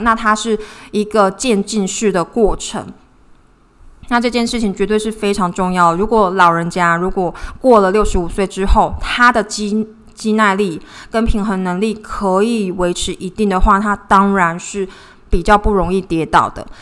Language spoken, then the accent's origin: Chinese; Taiwan; 我是台湾人